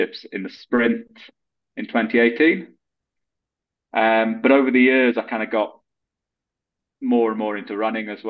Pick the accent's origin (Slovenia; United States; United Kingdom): United Kingdom; South Wales; I'm from South Wales in the UK